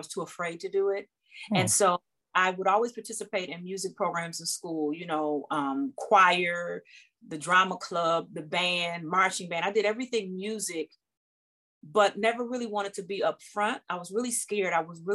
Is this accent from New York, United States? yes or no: no; Detroit, Michigan, United States; I'm born and raised in Detroit, Michigan